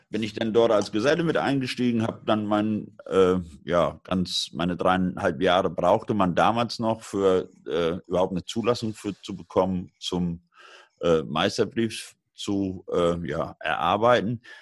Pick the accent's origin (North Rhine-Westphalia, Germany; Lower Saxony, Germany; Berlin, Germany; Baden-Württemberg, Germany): Lower Saxony, Germany; hat der sich aufgemacht an die ostfriesische Küste, an meine Heimat.